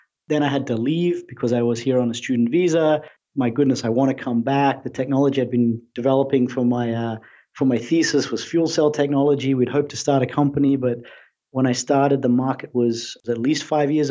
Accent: Brisbane, Queensland, Australia; moved away as an adult; now in United States; I'm an Aussie. I grew up in Australia, in Brisbane.

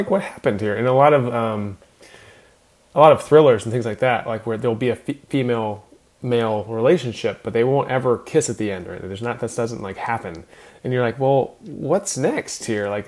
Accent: California, United States; We, we grew up in Napa Valley, so we have a uh, love for the vineyard settings.

